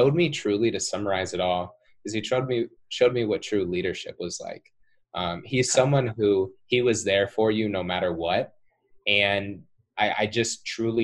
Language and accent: English; Cedar Rapids, Iowa, United States; I'm from Cedar Rapids, Iowa